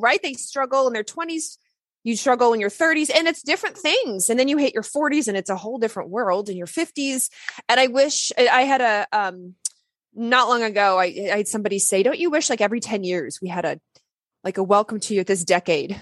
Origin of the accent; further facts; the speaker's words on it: Lexington, Kentucky, United States; I grew up in Lexington, Kentucky. I'm not from there. I wasn't born there, but that's where I grew up.